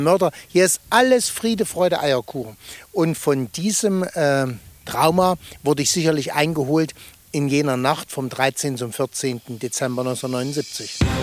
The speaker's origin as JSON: {"language": "German", "town": "Gotha", "region": "Thuringia", "country": "Germany", "said": "Wir im Osten, wir lebten ja hinter Mauer und Stacheldraht"}